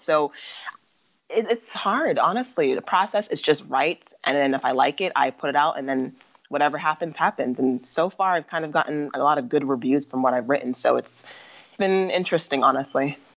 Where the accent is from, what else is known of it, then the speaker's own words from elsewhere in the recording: Mesa, Arizona, United States; I was born and raised in Mesa, Arizona